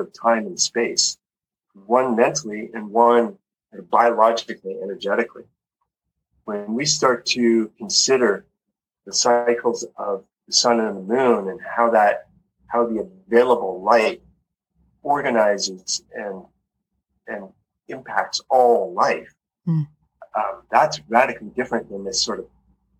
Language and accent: English; Calgary, Alberta, Canada; moved away as an adult; also born or lived in Vancouver Island, British Columbia; now in Costa Rica; I grew up in Canada, in Calgary, Alberta, and Vancouver Island